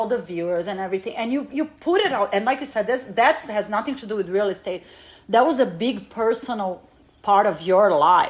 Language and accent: English; California, United States; growing up in California